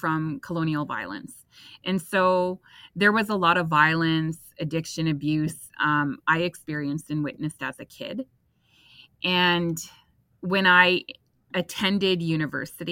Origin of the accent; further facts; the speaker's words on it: Couchiching First Nation, Ontario, Canada; I am Anishinaabe. I am from Kuchiching First Nations, Treaty 3 territory